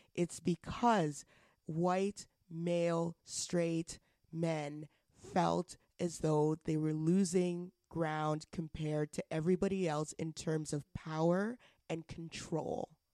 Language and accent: English; Alberta, Canada; now in Ontario, Canada; I'm from Alberta